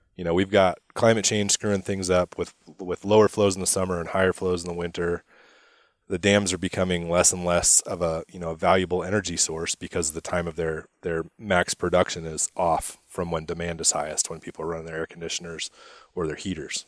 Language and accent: English; Spokane, Washington, United States; I grew up in Spokane, uh, you know, care a lot about Eastern Washington.